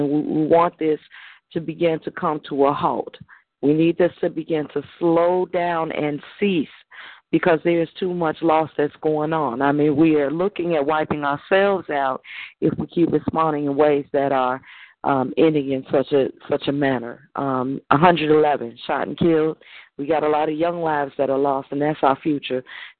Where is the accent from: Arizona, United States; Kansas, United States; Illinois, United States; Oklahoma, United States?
Illinois, United States; Chicago; myself as well as Black Ice as well as Dove Seas, we're all from Inglewood.